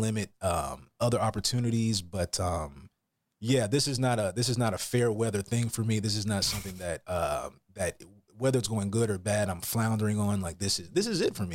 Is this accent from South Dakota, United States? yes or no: no; Atlanta, Georgia, United States; moved away as an adult; also born or lived in Florida; now in California, United States; i'm from atlanta georgia originally oh uh, yeah southern boy i got a lot of country roots